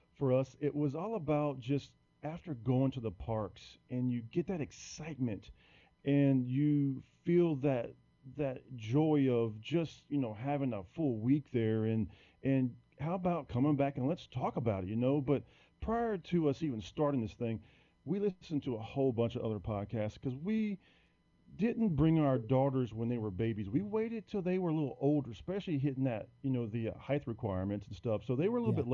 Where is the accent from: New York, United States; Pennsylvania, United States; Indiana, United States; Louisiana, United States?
Louisiana, United States; Prairieville; little small town called Prairieville, which is about 15 minutes outside of Baton Rouge, the capital here. And I've been here all my life